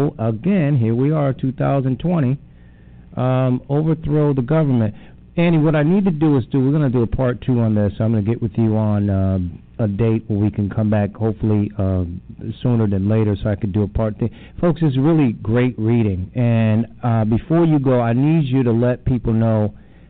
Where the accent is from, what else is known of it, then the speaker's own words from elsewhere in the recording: Connecticut, United States; we're both from Connecticut